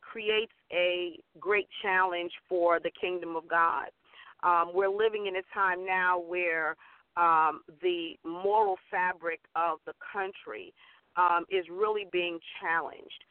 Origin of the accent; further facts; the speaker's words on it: Central Islip, New York, United States; I hail from Central Islip, New York. My home church was Hope Missionary Baptist Church in Central Islip